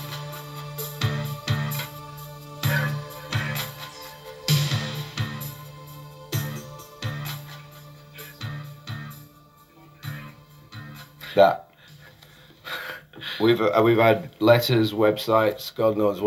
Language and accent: English; Yorkshire and the Humber, United Kingdom; accent: Yorkshire; my accent, a Yorkshire accent